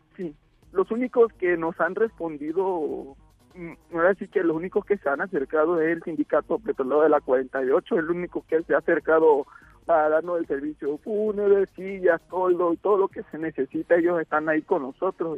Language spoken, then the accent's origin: Spanish; Tabasco, Mexico; somos tabasqueños